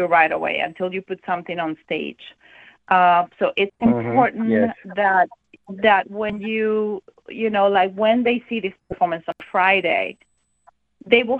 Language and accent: English; Venezuela; also born or lived in Germany / Miami; now in Fort Myers, United States; we're from Venezuela, and we just wanted to be warmer than in Germany